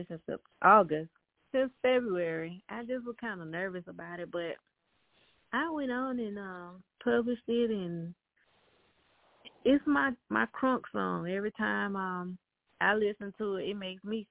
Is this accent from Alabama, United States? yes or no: yes; Selma, Alabama, United States; moved away; I'm from this small town, Alabama, called Selma